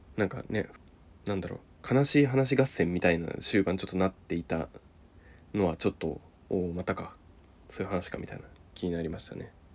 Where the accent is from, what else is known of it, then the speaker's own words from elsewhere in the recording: Niigata, Japan; 私あの新潟出身